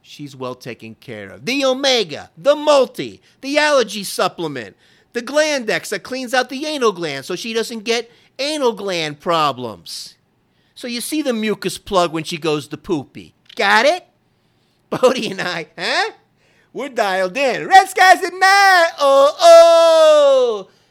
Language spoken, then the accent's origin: English; Florida, United States; now in Texas, United States; I grew up in Florida